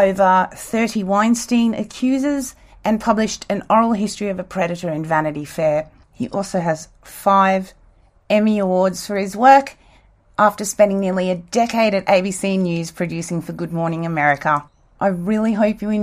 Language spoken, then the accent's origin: English; Australia; also born or lived in South Africa / United States; I was born in South Africa and we didn't get TV till I was 5 years old. And then not long after that, we moved to Australia and started watching Days of Our Lives when I was six